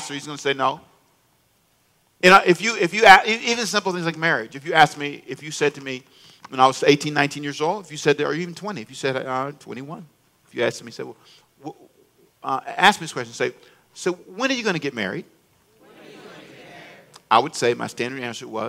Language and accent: English; Los Angeles, California, United States; moved away as an adult; also born or lived in Charlotte; now in Savannah, United States; I was born in Savannah, but raised in L.A., Los Angeles